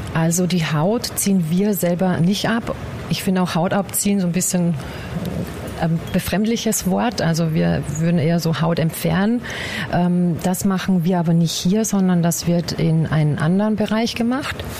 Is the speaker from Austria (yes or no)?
yes; Bad Ischl, Upper Austria, Austria; now in Guben, Germany; Ich komme ursprünglich aus Oberösterreich, aus Bad Ischl, um genau zu sein.